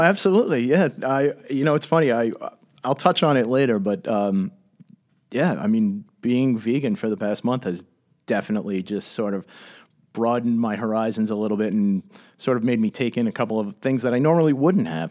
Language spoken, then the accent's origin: English; Commack, New York, United States; I grew up in Comac